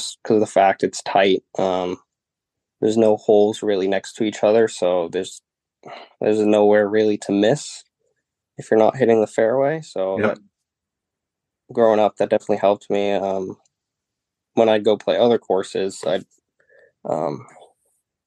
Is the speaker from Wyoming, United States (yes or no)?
no; Plaistow, New Hampshire, United States; I've grown up in Plastow, New Hampshire